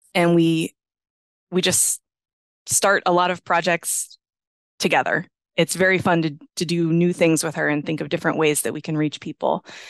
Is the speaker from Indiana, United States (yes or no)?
no; Johnstown, Pennsylvania, United States; now in Pittsburgh, United States; I grew up in Johnstown, Pennsylvania